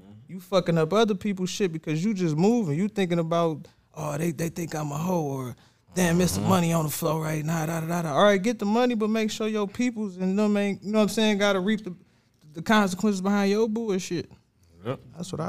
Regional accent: Ecorse, Michigan, United States; I was from Ecorse

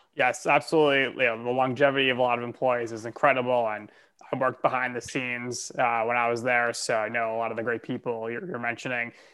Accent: United States; born or raised there

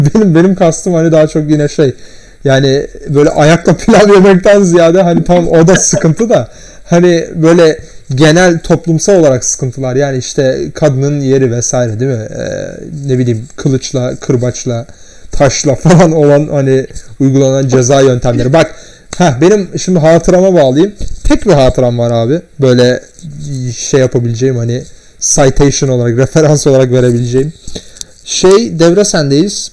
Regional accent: Turkey; ben Türk'üm

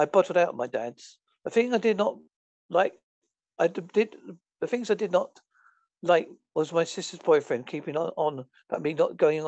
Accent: Essex, East of England, United Kingdom; moved away as an adult; now in Holsworthy, United Kingdom; I was born on Sunday, 13th of May, 1962

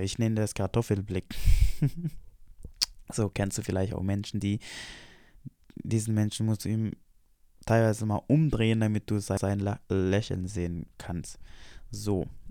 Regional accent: Indonesia; now in Germany; Ich bin hergekommen als Indonesier

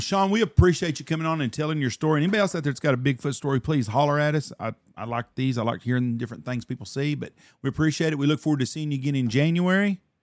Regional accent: Texas, United States; I'm from Texas.

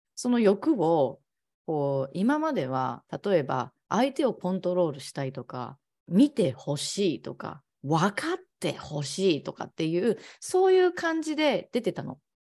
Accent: Ehime, Japan; now in Kagawa, Japan; 私の地元は愛媛なんだけど、今は香川に住んでるんだけど

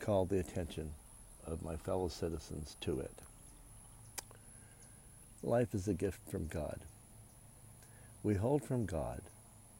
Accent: United States; I am an American patriot

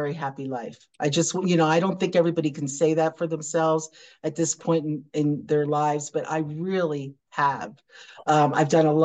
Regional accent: United States; I was an American entrepreneur

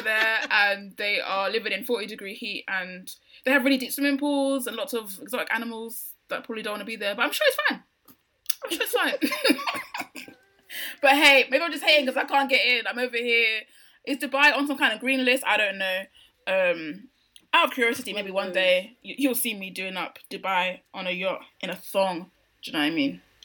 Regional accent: United Kingdom; Britain is involved in that because I literally live here

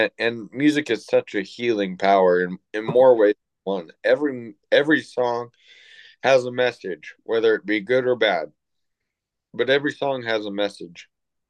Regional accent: Everett, Washington, United States; when I was growing up in Everett, Washington

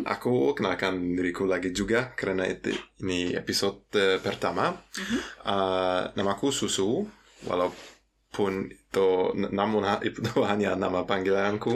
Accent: Cologne, North Rhine-Westphalia, Germany; Indonesian is a second language; also born or lived in Yogyakarta, Indonesia; aku uh, berasal dari Jerman dari kota Köln

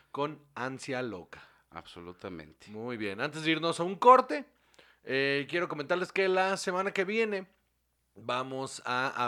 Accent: Mexico

